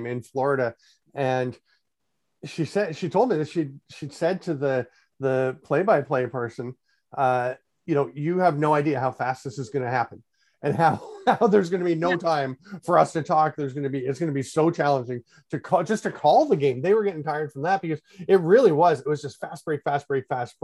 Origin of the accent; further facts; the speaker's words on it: Peterborough, Ontario, Canada; also born or lived in Durham, New Hampshire; I grew up in Peterborough, Ontario